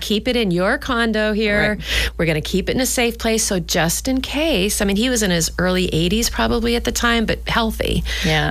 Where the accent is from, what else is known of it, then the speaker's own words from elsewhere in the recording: Nashua, New Hampshire, United States; moved away; we're from Nashua, New Hampshire.